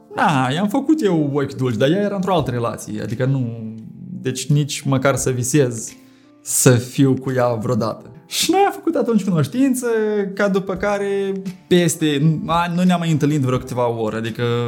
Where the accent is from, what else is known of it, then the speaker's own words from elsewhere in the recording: Chișinău, Moldova; am revenit acasă, la Chișinău dacă m-aș fi simțit discriminat, că sunt de la Chișinău, că sunt în Republica Moldova